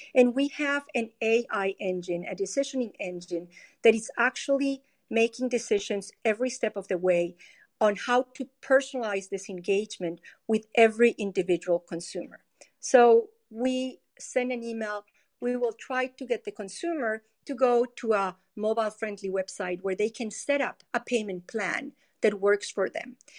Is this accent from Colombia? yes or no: yes; Colombia; moved away as an adult; now in United States; I am originally from Colombia. I uh, studied civil engineering in Colombia and I came to the US to Stanford University